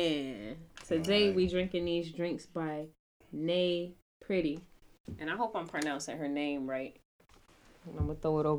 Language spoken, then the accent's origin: English; Rochester, New York, United States; I'm from Rochester.